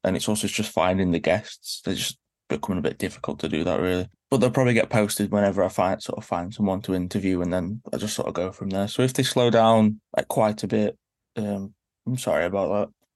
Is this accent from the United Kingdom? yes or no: yes; Stoke-on-Trent, West Midlands, United Kingdom; I'm from Stoke, sadly